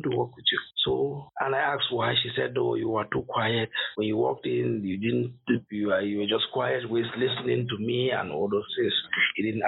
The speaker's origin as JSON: {"language": "English", "country": "Cameroon", "moved": "as an adult", "lives_now": "Coventry, United Kingdom", "said": "I'm originally from Cameroon"}